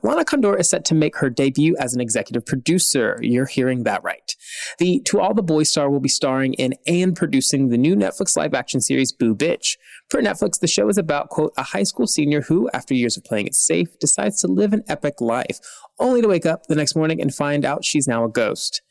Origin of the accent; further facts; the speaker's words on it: Nashville, Tennessee, United States; I grew up in Nashville